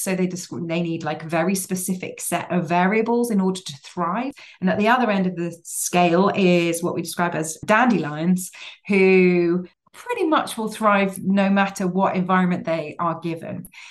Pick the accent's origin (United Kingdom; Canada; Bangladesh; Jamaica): United Kingdom; Cambridge, East of England; I grew up in Cambridge and various Cambridgeshire villages